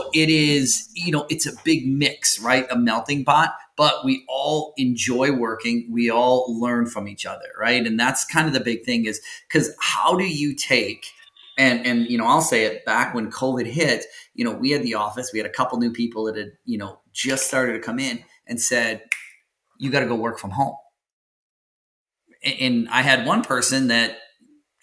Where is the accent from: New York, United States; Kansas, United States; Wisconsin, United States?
Wisconsin, United States; where I grew up in Wisconsin was like on, it was out in the sticks